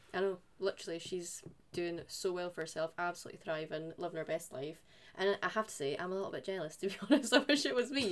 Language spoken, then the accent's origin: English; Scotland, United Kingdom; for us being Scottish.